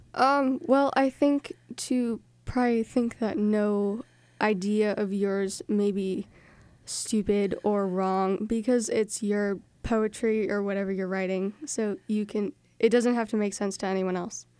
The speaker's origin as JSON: {"language": "English", "town": "North Reading", "region": "Massachusetts", "country": "United States", "said": "I am from North Reading, and I am in seventh grade"}